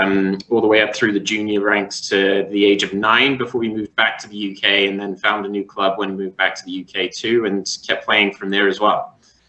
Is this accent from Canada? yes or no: yes; Canada; born there; But my dad was posted over there for work, so I was born in Canada, and that's essentially how I got into hockey.